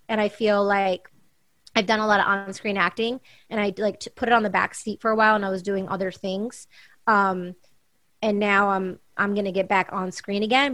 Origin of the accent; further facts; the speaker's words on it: Michigan, United States; moved away as an adult; also born or lived in New York City, United States; now in Los Angeles, United States; I'm growing up in Michigan